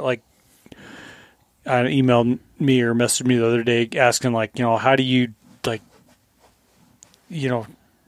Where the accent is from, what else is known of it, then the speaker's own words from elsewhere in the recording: Colorado, United States; moved away; when I was a kid where I grew up in Colorado, the fishing is awful